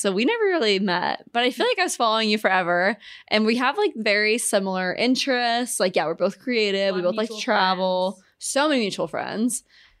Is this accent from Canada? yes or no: no; Omaha, Nebraska, United States; we're from the same hometown, so we're both from Omaha